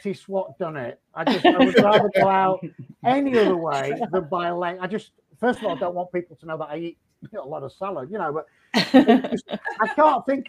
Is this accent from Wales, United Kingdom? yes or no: no; Yorkshire and the Humber, United Kingdom; moved away; I'm a Yorkshireman